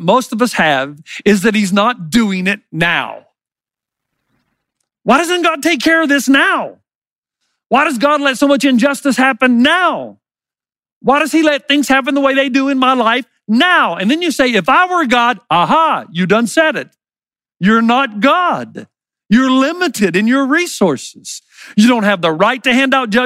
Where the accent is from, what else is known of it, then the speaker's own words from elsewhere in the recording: the South, United States; I grew up in the South.